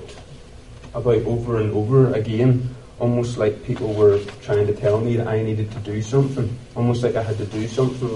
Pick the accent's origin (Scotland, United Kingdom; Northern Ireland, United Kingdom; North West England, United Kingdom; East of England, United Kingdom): Northern Ireland, United Kingdom; Ballymoney; I was born and raised in Ballymoney